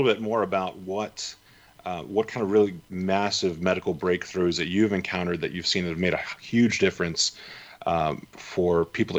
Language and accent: English; Las Vegas, Nevada, United States; here in Las Vegas, which is my hometown as well.